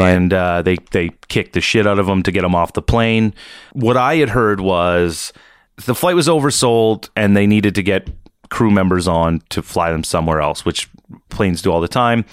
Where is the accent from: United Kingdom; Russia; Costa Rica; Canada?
Canada; East Coast, Nova Scotia; I'm from the East Coast. My town's pretty small